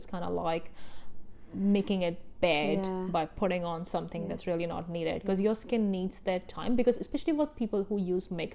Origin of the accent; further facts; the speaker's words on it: India; I grew up in India, grew up in an Indian family.